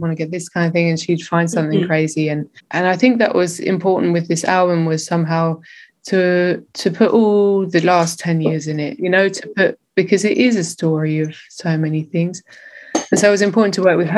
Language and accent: English; England, United Kingdom; now in Berlin, Germany; growing up in England